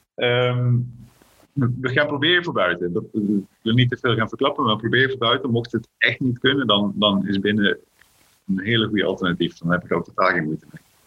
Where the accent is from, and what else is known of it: Limburg, Netherlands; born or raised there; also born or lived in South Africa / Friesland